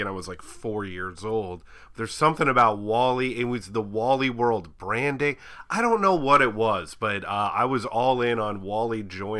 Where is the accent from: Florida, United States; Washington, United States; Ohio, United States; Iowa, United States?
Washington, United States; Bainbridge Island; also born or lived in Southern California; I moved to Seattle when I was about 2 years old, to Bainbridge Island, in the late 80s.